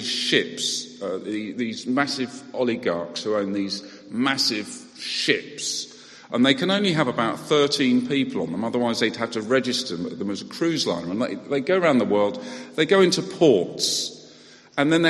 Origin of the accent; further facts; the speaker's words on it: United Kingdom; we're British